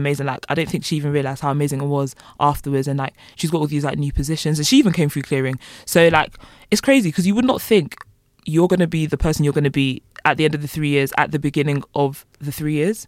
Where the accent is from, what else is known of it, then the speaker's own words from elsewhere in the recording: London, United Kingdom; moved away as an adult; now in Bournemouth, United Kingdom; I'm from Walthamstow, which is literally East London